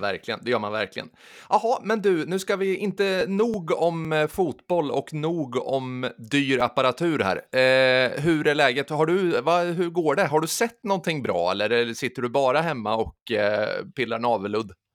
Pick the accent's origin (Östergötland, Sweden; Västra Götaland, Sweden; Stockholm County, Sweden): Östergötland, Sweden; Sturefors; i Sturefors där jag kommer ifrån